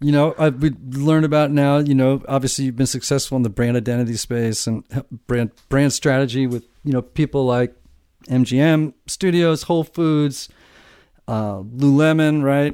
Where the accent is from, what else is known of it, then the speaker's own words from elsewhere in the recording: Connecticut, United States; near my hometown in uh, in Connecticut, right across the water